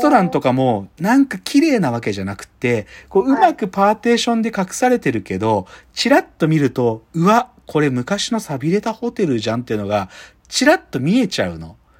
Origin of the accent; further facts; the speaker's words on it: Maebashi, Gunma, Japan; 群馬県前橋市出身